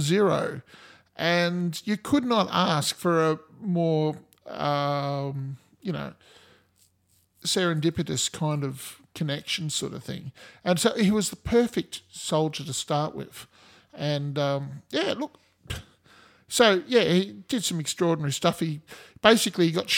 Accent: Australia; I'm Australian

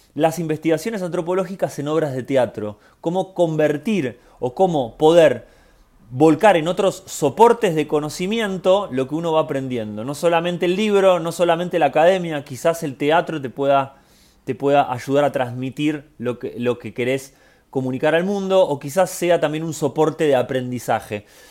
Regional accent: Argentina; como argentino

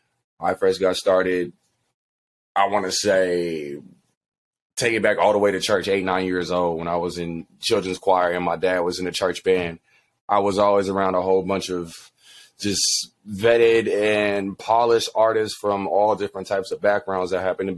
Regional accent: Inglewood, California, United States; I am hailing from Inglewood, California. That's my hometown. That's where I was raised

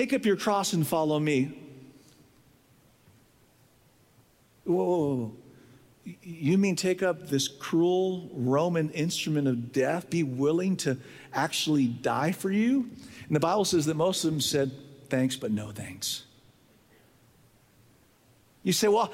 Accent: San Diego, California, United States; I was raised in San Diego

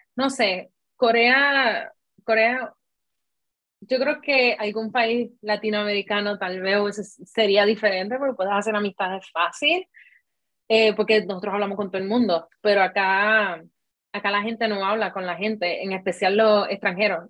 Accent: Puerto Rico; moved away as an adult; now in South Korea; yo soy de Puerto Rico

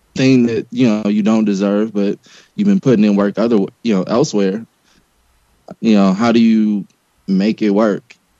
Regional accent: Los Angeles, California, United States; I grew up in South Central LA during the beginning of the crack e- epidemic

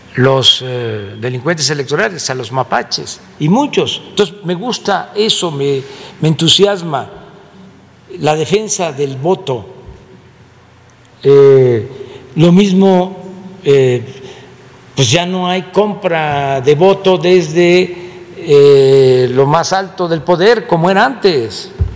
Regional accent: Mexico; entre todos los mexicanos

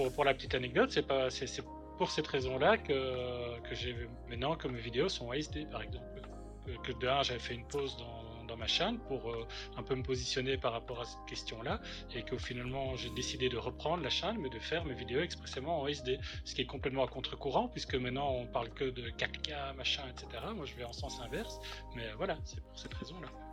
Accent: Belgium; en tant que belge

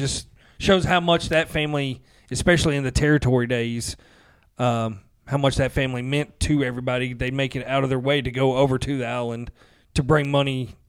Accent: Nashville, Tennessee, United States; We are from Nashville, Tennessee

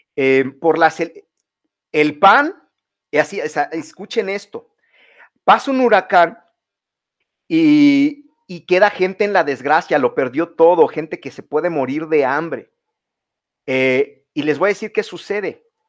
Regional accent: Mexico; nosotros sí somos mexicanos

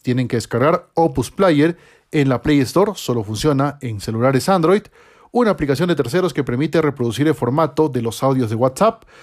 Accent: Peru; en mi país

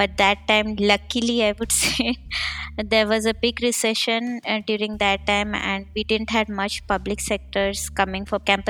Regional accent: India; moved away as an adult; now in Berlin, Germany; I'm basically from India and currently staying in Berlin since 5 years

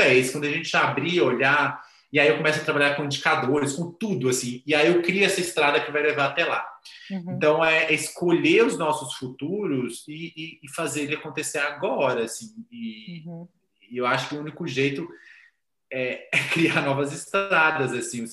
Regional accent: Minas Gerais, Brazil; Eu sou muito mineiro

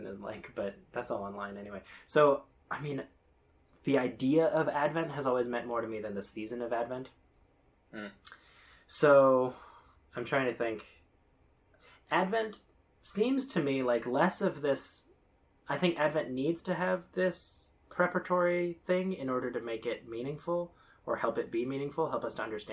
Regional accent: Bethlehem, West Bank, Palestine; moved away; we did Orthodox Christmas sometime growing up in Bethlehem

